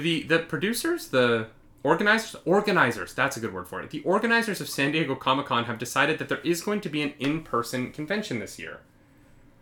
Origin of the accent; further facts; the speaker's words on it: Canada; I'm Canadian